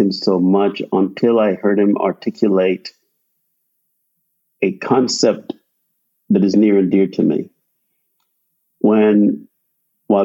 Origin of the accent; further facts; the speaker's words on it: Guyana; also born or lived in Michigan / New Jersey; now in Florida, United States; I grew up in Guyana, South America, and it's tropical